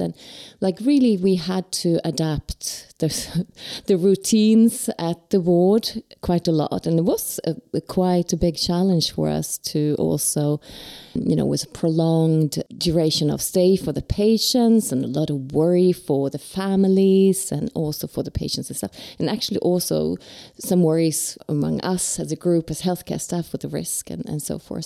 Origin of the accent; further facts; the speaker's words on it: Sweden; I'm from Sweden